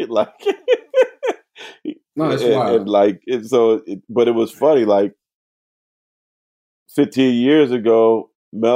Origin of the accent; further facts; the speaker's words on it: the Bay Area, California, United States; also born or lived in New Orleans; I'm from the Bay